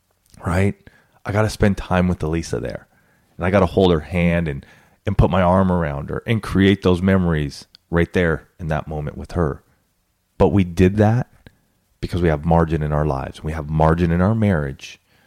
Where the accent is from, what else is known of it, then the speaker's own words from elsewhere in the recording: Banning, California, United States; growing up in Banning, California, where I remember as a sixth grader.